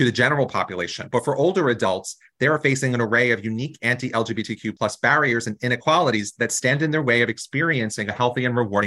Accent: New Jersey, United States; I come from New Jersey, a really progressive state, and we still have some of the bills in our legislature

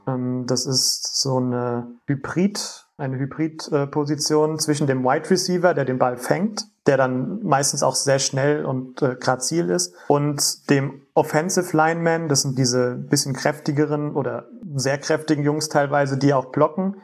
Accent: Wiesbaden, Hesse, Germany; also born or lived in Frankfurt; ich komme selbst aus Wiesbaden

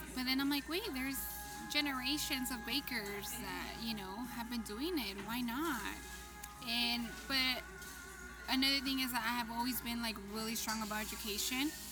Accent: United States; also born or lived in Mexico (ancestry); because I'm American. Like I was born here

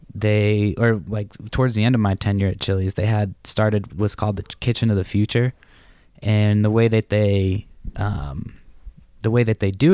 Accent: Massachusetts, United States; moved away as an adult; also born or lived in Southern California; now in Los Angeles area, United States; I moved from Massachusetts when I was, like, 21.

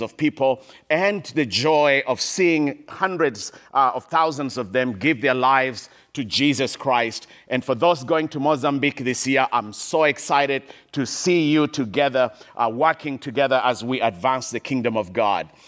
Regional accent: Kenya; I grew up in Kenya, in Eastern Africa, in a small little village in the middle of nowhere

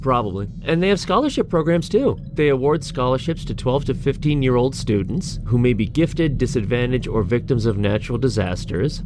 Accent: United States; I'm an American

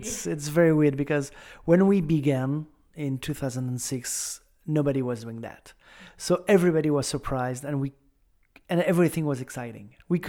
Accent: France; accent: French; English is a second language; With my French accent.

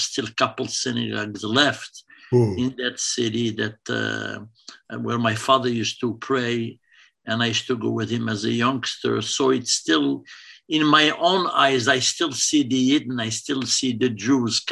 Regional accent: Essaouira, Marrakesh-Safi, Morocco; now in Toronto, Canada; I'm from Mogador, Essaouira.

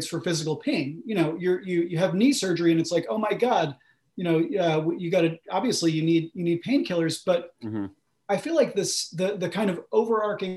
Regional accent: United States; I grew up just outside of New York City in a, you know, middle-class suburb

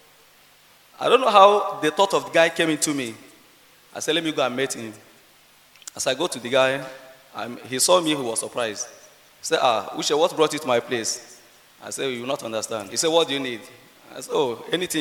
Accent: Nigeria; now in Medina; I'm a Nigerian. Yeah, I'm based in Medina

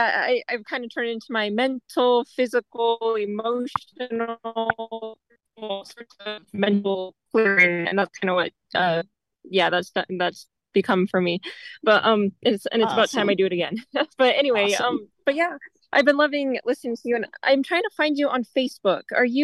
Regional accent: Utah, United States; I'm actually from Utah, too.

